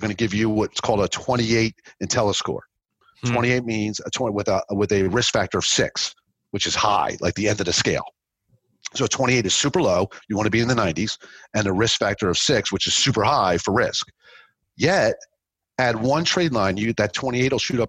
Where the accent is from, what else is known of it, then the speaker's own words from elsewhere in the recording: New Jersey, United States; now in Florida, United States; I'm from South Jersey.